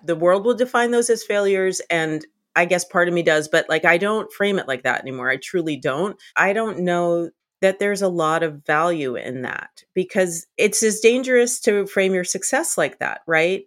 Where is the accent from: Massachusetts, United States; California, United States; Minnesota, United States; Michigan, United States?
Massachusetts, United States; Boston; born or raised there; moved away